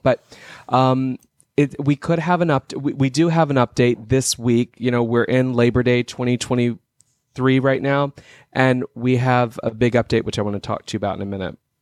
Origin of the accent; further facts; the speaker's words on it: Texas, United States; I'm from Texas originally.